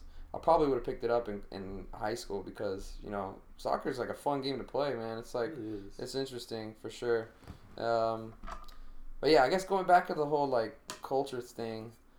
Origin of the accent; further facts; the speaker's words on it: Northern California, United States; where I grew up in, like, Northern California, my community, there's a lot of Italians and there's a lot of Portuguese